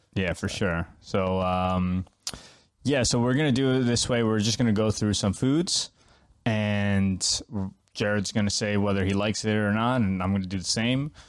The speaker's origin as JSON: {"language": "English", "region": "New York", "country": "United States", "moved": "yes", "lives_now": "Finland", "said": "I'm originally from New York"}